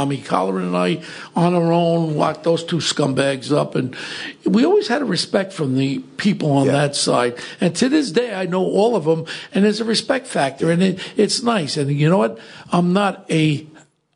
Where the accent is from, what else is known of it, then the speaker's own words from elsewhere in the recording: New York City, New York, United States; as a kid, I grew up in Ozone Park